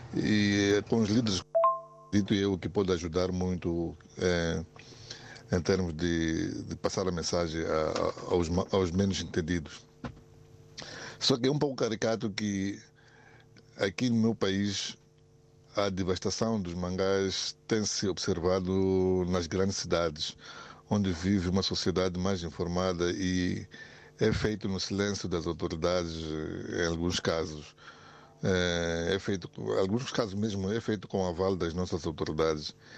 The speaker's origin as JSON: {"language": "Portuguese", "town": "Catembe", "region": "Maputo City", "country": "Mozambique", "said": "eu sou daqui da Catembe"}